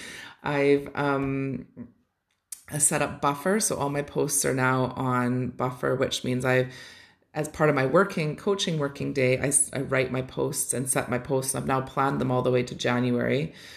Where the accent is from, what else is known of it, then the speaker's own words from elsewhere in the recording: Canada; growing up in Canada